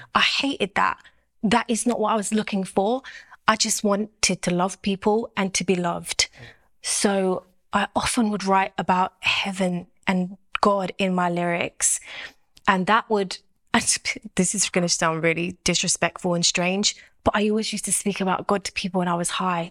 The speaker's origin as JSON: {"language": "English", "region": "London", "country": "United Kingdom", "said": "I'm from South London"}